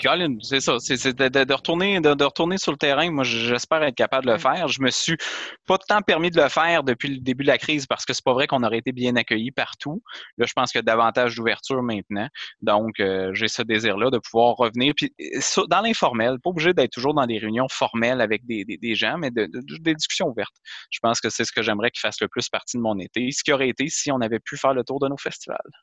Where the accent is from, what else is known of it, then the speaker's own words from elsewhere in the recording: Quebec, Canada; je suis québécois